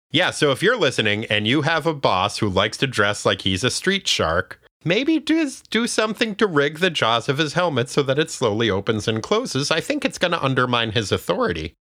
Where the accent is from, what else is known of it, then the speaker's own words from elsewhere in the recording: New Hampshire, United States; my home state of New Hampshire